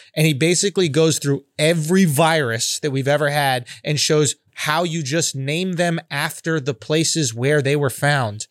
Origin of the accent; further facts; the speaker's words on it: New York City, New York, United States; I'm born and raised in Manhattan